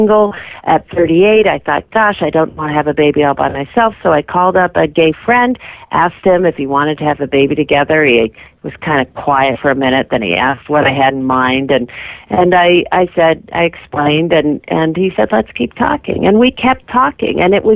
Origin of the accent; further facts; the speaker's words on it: Massachusetts, United States; my home state of Massachusetts